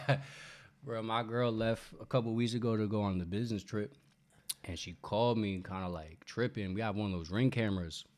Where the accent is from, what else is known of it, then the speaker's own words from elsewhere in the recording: New York, United States; moved away as an adult; also born or lived in the South; now in Los Angeles, United States; I'm from New York, but I, I spent a little bit of time in the South